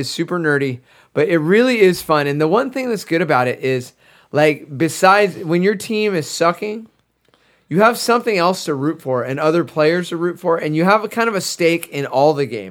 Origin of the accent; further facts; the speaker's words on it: California, United States; we're from California